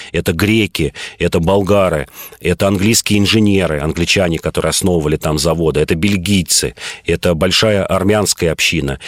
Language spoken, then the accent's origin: Russian; Moscow, Russia; я москвич